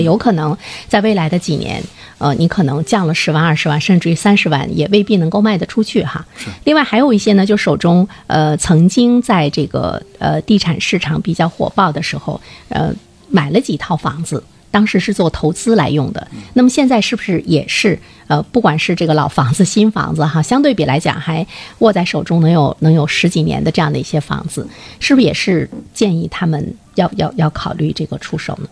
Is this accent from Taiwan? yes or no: no; China; 在我们中国人的概念中